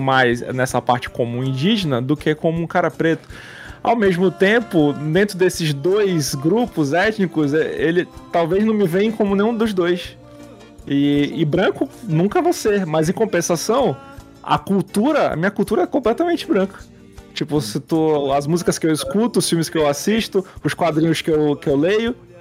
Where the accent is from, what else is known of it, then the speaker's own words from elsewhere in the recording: Manaus, Amazonas, Brazil; por ser de Manaus, eu me identifiquei muitos anos como indígena.